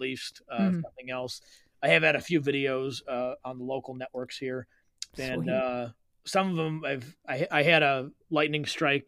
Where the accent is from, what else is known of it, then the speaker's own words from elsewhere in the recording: South Lyon, Michigan, United States; I grew up in South Lyon